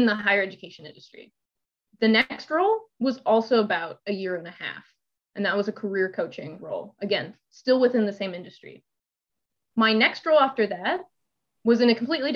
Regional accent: Texas, United States; moved away as an adult; now in Pittsburgh, United States; I'm from Texas.

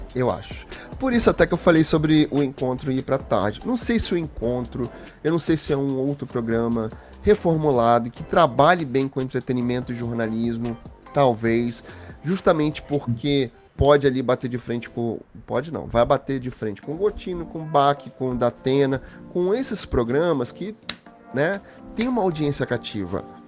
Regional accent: Rio de Janeiro, Brazil; moved away; also born or lived in Guarujá, São Paulo; Não, nasci aqui no Rio. Mas eu morei muitos anos na, no Guarujá. Nasci no Rio. Sou do Meier

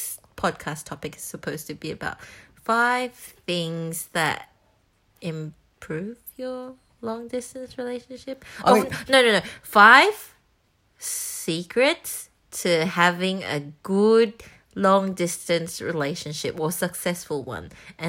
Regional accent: Singapore; moved away as an adult; now in Melbourne, Australia; I grew up in Singapore.

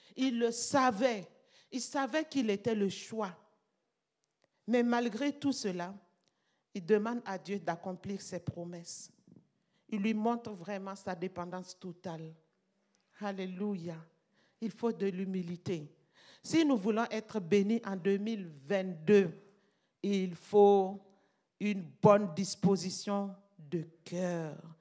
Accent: Burkina Faso; chez nous, au Burkina

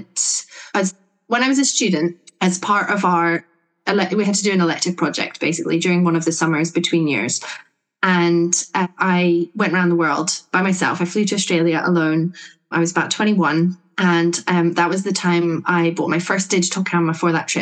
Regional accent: Scotland, United Kingdom; now in Sussex, United Kingdom; I'm based in Sussex, right down the bottom of the UK, but I grew up in Scotland

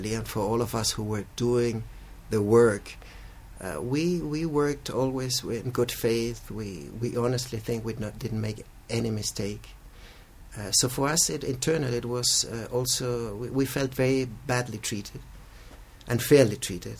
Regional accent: Chile; I was born in Chile, raised as well here, went to school and university in Chile

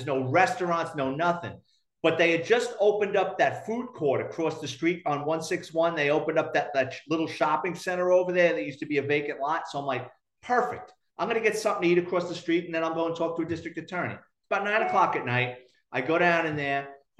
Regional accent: New York City, New York, United States; now in Florida, United States; I grew up in Throgs Neck, and I went to high school in Parkchester.

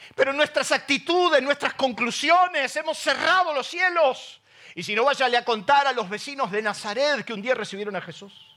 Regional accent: Isidro Casanova, Buenos Aires Province, Argentina; yo salí de Isidro Casanova

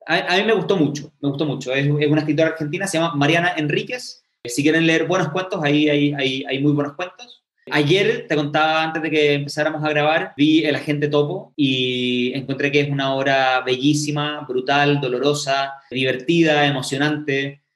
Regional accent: Chile; porque somos parte de Chile

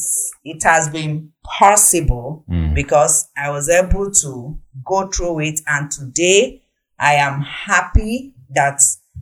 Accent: Nnewi, Anambra, Nigeria; also born or lived in Achina, Anambra State; I'm from Nnewi in Anambra State, where my husband is from Achina in the same Anambra State.

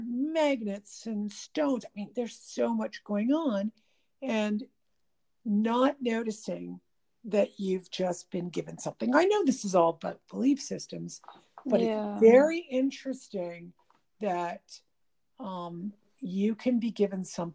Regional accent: Canada; I'm Canadian

